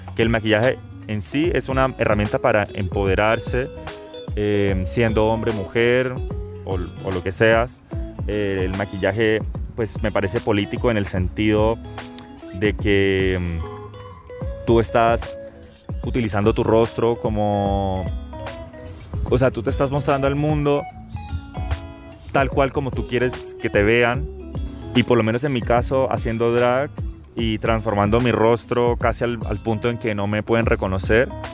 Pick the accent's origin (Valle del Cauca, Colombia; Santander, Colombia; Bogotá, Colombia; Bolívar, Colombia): Santander, Colombia; Bucaramanga; now in Santiago, Chile; vivo en Santiago de Chile, pero nací acá en Bucaramanga el año 95